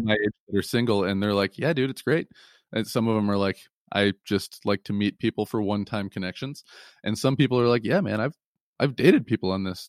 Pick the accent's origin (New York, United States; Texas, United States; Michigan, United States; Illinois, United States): Michigan, United States; Lansing; moved away; I'm originally from the Lansing, Michigan area